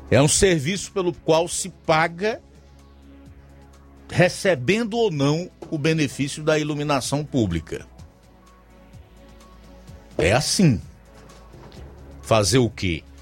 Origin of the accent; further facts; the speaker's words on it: Cacimba Nova, Brazil; sou da Cacimba Nova.